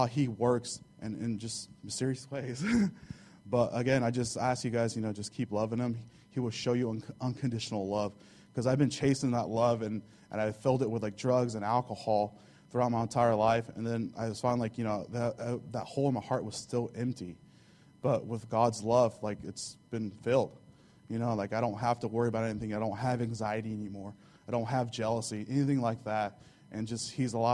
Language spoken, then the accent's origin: English; Holcomb, Kansas, United States; first language Spanish; English is a second language; I grew up in Southwest Kansas, Holcomb, Kansas, a little small community